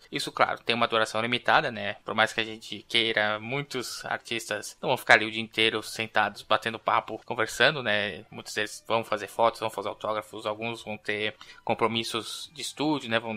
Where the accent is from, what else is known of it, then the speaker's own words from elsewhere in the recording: Rio de Janeiro, Brazil; sou do Rio de Janeiro